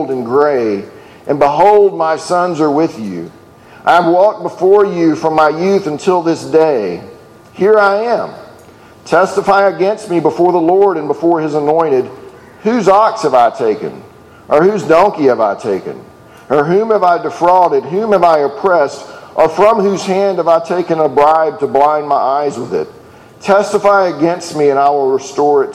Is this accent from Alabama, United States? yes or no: yes; Alabama, United States; I'm from Alabama